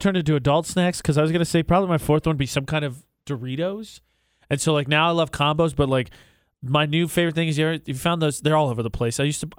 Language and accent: English; Wyoming, United States; Fireworks. I grew up in Wyoming where they were legal year-round.